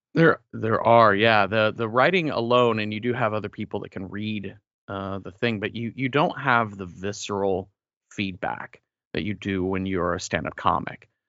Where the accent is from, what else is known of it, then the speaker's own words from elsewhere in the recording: Mesquite, Texas, United States; moved away; I grew up near Dallas in a suburb, uh, named Mesquite